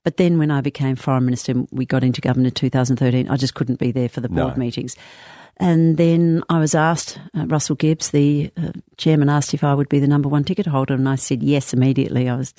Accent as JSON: {"language": "English", "town": "Adelaide", "region": "South Australia", "country": "Australia", "moved": "yes", "lives_now": "Perth, Australia", "said": "Yes, how since 1983. I came from Adelaide in 1983."}